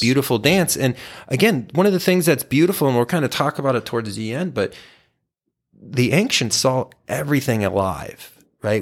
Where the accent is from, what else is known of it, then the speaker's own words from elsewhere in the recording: Texas, United States; I grew up in Texas